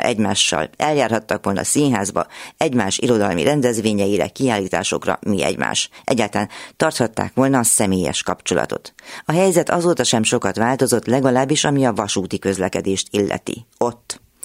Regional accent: Cluj-Napoca, Cluj County, Romania; now in Hungary; a szülővárosomból, Kolozsváról

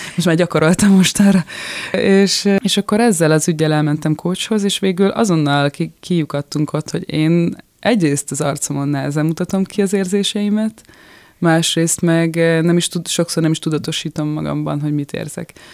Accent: Budapest, Hungary; moved away as an adult; now in France; én a nyolcadik keletben nőttem fel egy ilyen nagyon békés, eh, a művésztelepen

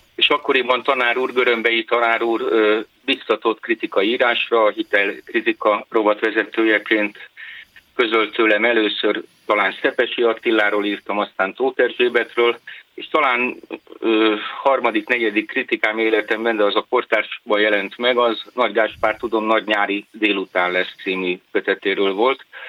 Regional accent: Körmend, Vas, Hungary; born or raised there; moved away as an adult; also born or lived in Budapest / Budakeszi

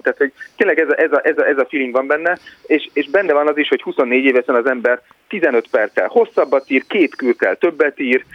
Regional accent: Hungary; moved away

